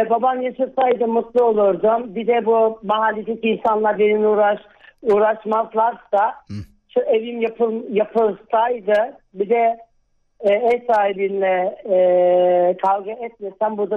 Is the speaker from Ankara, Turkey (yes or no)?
no; Sivas, Sivas Province, Turkey; ben 48 yaşındayım. Sivaslıyım.